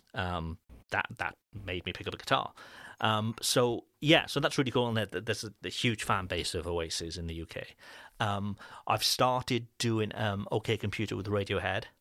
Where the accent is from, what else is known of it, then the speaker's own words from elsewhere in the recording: Cardiff, Wales, United Kingdom; far from my hometown in Cardiff